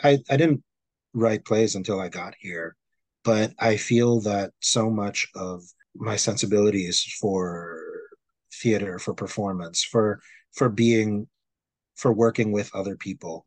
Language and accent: English; Philippines; also born or lived in Manila; now in New York City, United States; When I was growing up in the Philippines